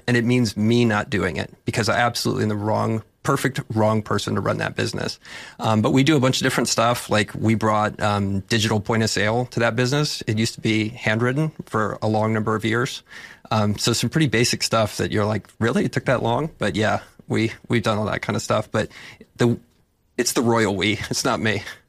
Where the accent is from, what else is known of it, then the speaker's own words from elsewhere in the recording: Texas, United States; I'm from Texas